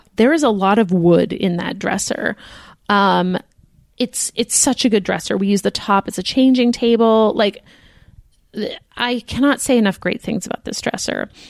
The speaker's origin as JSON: {"language": "English", "country": "United States", "said": "We are American."}